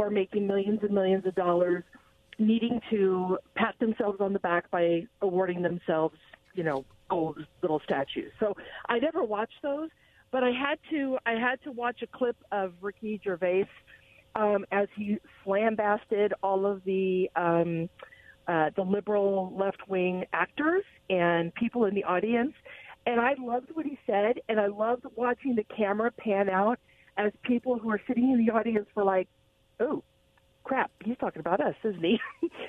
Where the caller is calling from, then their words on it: Pasco, Washington, United States; from Pasco.